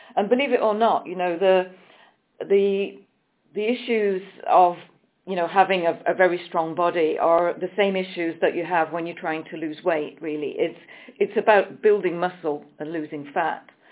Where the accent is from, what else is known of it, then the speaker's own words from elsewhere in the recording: England, United Kingdom; moved away as an adult; also born or lived in Switzerland; I'm coming from England, but I have lived many years um, in, in the country of Switzerland